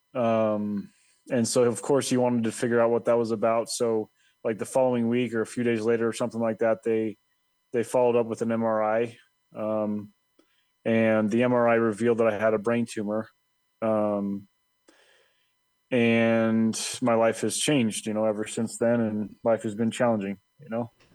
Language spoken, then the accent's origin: English; Colorado, United States; born or raised there; also born or lived in Dallas, Texas / Irving, Texas